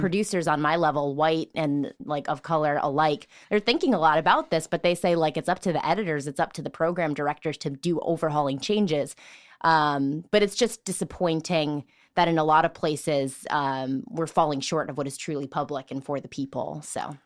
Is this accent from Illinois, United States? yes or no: yes; Richton Park, Illinois, United States; I'm from Richton Park.